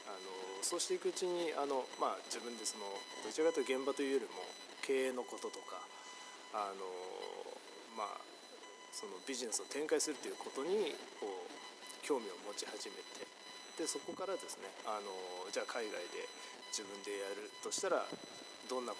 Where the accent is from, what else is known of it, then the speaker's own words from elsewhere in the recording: Tokyo, Japan; now in Taiwan; 東京から日本の東京から来ました